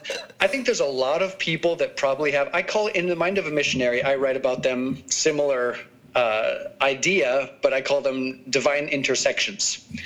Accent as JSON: {"language": "English", "town": "Prescott", "region": "Arizona", "country": "United States", "said": "I'm from Prescott, Arizona."}